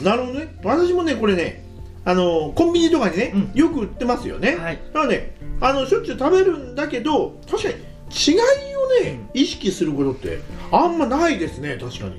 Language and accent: Japanese; Tokyo, Japan; now in Hokkaido, Japan; 私東京出身なんですよね